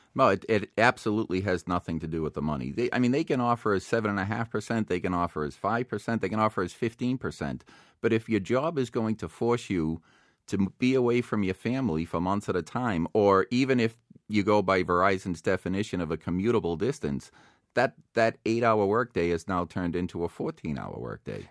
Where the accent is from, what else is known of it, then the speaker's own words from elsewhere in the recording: Boston, Massachusetts, United States; now in Plymouth, United States; I grew up in South Boston. I now live down in Plymouth.